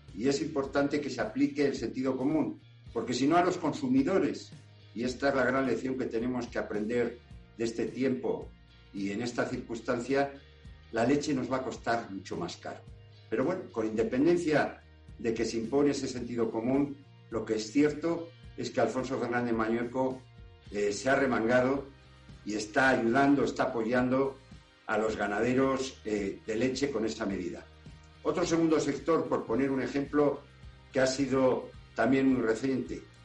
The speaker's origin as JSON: {"language": "Spanish", "region": "Castile and León", "country": "Spain", "said": "el origen de lo que somos los castellanos y leoneses"}